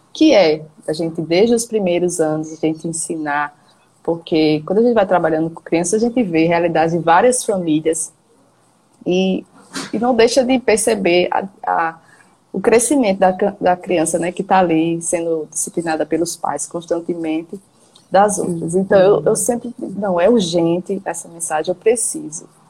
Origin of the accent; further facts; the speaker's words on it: João Pessoa, Paraíba, Brazil; eu sou aqui de João Pessoa, na Paraíba